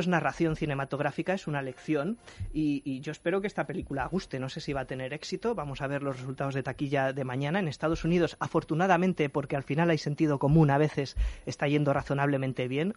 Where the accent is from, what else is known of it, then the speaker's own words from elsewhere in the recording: Spain; nosotros como españoles